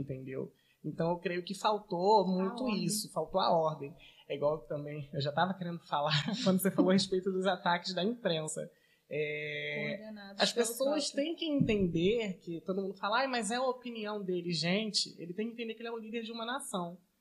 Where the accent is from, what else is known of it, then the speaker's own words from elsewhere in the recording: Paracambi, Rio de Janeiro, Brazil; como um bom paracambiense